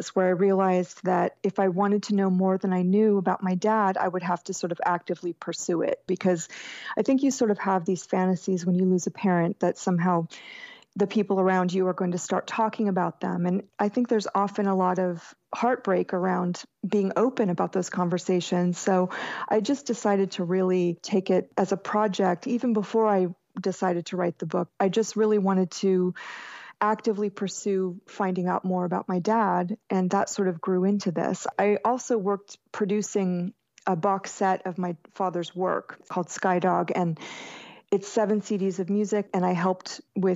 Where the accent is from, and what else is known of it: Jacksonville, Florida, United States; born or raised there